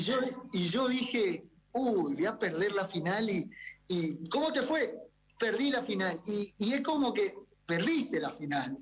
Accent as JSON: {"language": "Spanish", "country": "Argentina", "said": "nosotros los del interior somos gente, viste, muy perfil bajo"}